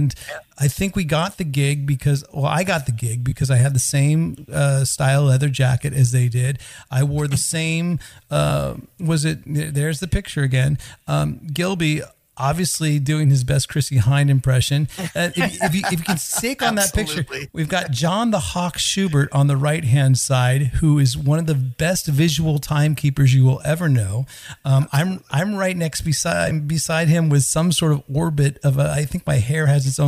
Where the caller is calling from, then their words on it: Sweden; I mean, I'm recording this from Sweden, so I'm basically starting my evening already.